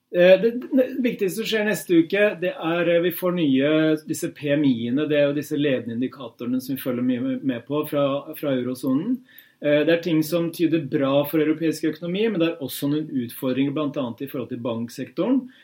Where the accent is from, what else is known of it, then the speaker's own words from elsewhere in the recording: Hamar, Innlandet, Norway; moved away; hjemme på Hamar